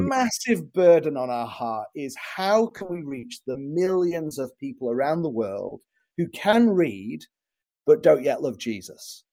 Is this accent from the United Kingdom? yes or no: yes; England, United Kingdom; moved away as an adult; now in Chicago, United States; I'm from England originally, but I live in uh, in Chicago now.